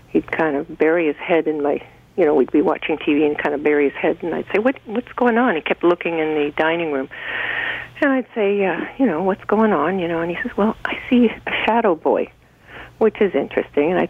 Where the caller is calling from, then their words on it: Creemore, Ontario, Canada; Uh, the Creemore area.